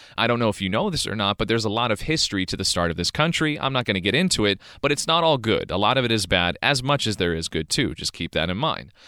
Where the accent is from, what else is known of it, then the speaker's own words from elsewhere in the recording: California, United States; I was born and raised in California